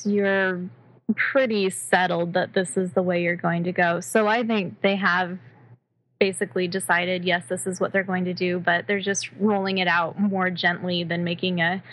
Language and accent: English; Colorado, United States; now in Maryland, United States; I grew up in Colorado, which is also a near desert